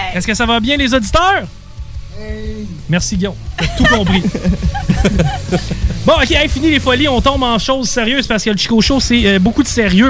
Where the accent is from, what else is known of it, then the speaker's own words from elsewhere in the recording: Val-Bélair, Quebec, Canada; je viens de Val, Bel